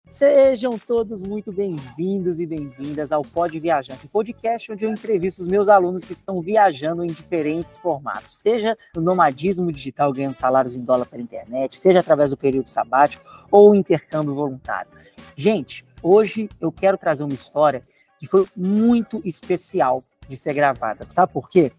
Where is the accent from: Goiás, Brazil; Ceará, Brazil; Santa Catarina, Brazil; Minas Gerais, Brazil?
Minas Gerais, Brazil; Belo Horizonte; moved away; Eu nasci em Belo Horizonte, é uma cidade grande no Brasil